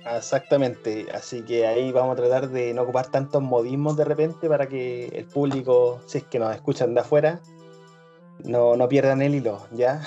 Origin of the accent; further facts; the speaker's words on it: Chile; somos chilenos, todos somos chilenos